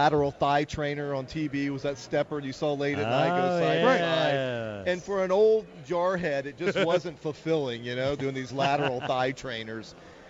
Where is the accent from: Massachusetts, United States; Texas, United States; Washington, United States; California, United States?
Texas, United States; I'm from Texas